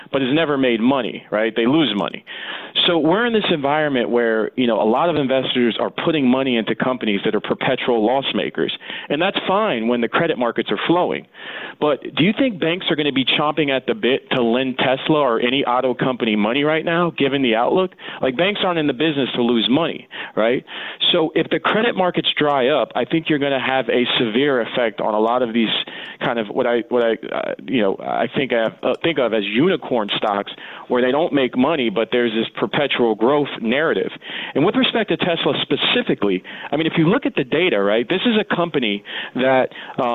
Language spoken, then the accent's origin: English; Columbus, Ohio, United States; now in New York, United States; Ohio where I'm from